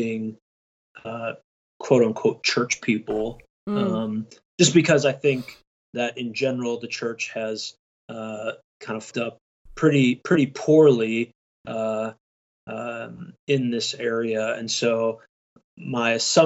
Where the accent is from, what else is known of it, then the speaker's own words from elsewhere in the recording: Michigan, United States; I'm from Michigan. I live about 25 minutes northwest of Detroit.